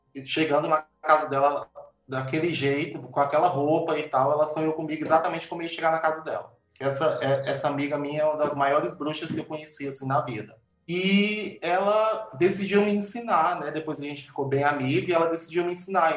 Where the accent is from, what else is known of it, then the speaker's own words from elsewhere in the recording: Uruçuí, Piauí, Brazil; eu nasci numa cidade muito pequena no Piauí, chama Uruçuí